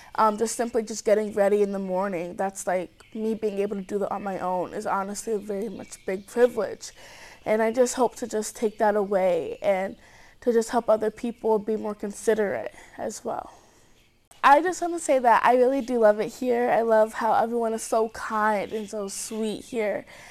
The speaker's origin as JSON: {"language": "English", "town": "Cedar Rapids", "region": "Iowa", "country": "United States", "said": "I'm from Cedar Rapids, Iowa."}